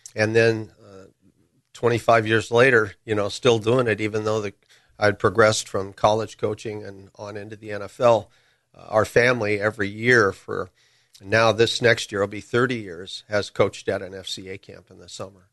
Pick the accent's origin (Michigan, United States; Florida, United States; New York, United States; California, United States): California, United States; Burbank; I grew up in Burbank.